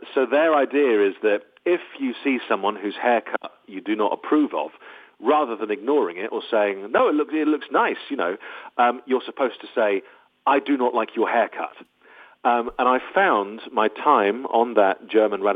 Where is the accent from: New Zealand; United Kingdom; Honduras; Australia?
United Kingdom; also born or lived in Los Angeles, United States; I am very British.